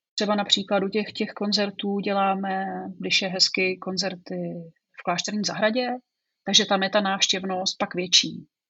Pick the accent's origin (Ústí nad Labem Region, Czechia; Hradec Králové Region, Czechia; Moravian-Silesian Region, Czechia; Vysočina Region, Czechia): Hradec Králové Region, Czechia; Broumov; also born or lived in Prague; já jsem původem odsud. Tak jak tomu tak bývá, tak vlastně jsem z Brouhova. Narodila jsem se tady a, eh, žila jsem ve vesnici pár kilometrů odsud.